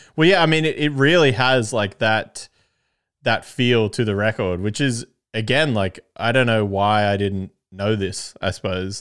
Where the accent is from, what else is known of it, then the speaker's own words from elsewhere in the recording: Canberra, Australian Capital Territory, Australia; I'm from Canberra